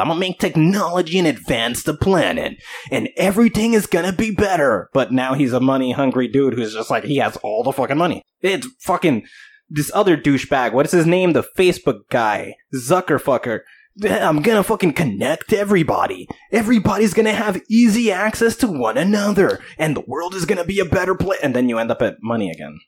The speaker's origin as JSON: {"language": "English", "region": "New Jersey", "country": "United States", "said": "I am come from Jersey, dude. Everybody swears they're a rapper over here"}